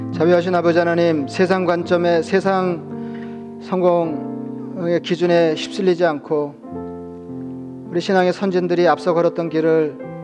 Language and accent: Korean; South Korea; 저도 한국 사람이지만